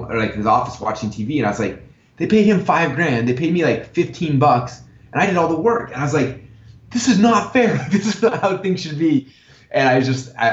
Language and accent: English; Sandy, Utah, United States; moved away as an adult; now in Boise, United States; I grew up in Sandy, Utah